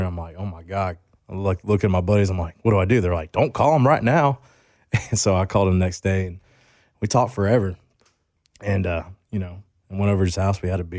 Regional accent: Grayson, Georgia, United States; I went to Grayson High School. So, you know, like you're talking about, I grew up like in the Grayson area, which is like, and then Loganville was like the bigger town.

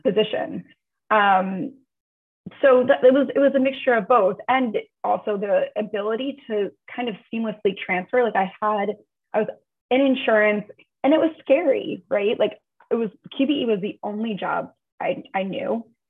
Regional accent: Long Beach, New York, United States; moved away as an adult; also born or lived in Manhattan, New York; now in San Francisco, United States; I grew up in New York. Um, grew up in Long Beach on Long Island

